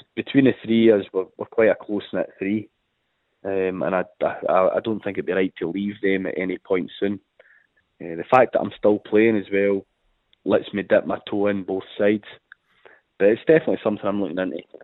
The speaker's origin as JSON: {"language": "English", "town": "Dumfries", "region": "Scotland", "country": "United Kingdom", "tie": "born or raised there"}